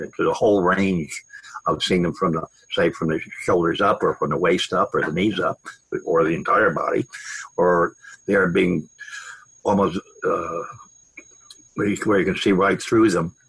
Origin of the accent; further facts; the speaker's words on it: Long Island, Manhattan, New Jersey, Northeast, United States; I grew up on Long Island and in Manhattan, New Jersey, Northeast, in other words